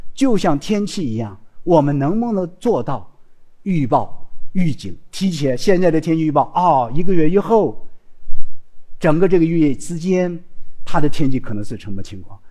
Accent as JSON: {"language": "Chinese", "region": "Xinjiang", "country": "China", "tie": "born or raised there", "moved": "as an adult", "said": "我是从新疆兵团出来的，我到现在做科研的过程中间，我在兵团长大，在兵多工作六年，我当过会计，当过出纳，做过统计，管过工业，管过农业"}